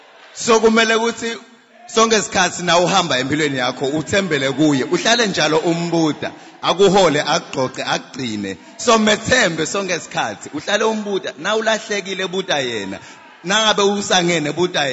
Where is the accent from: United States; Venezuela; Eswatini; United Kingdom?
Eswatini; I'm from Swaziland.